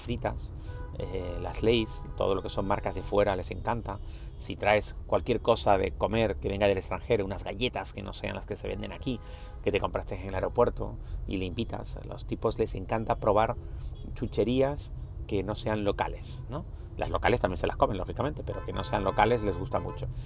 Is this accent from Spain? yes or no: yes; Spain; Nosotros somos españoles